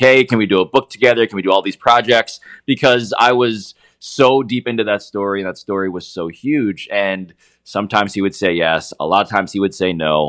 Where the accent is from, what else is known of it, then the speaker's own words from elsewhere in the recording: New York City, New York, United States; as a New Yorker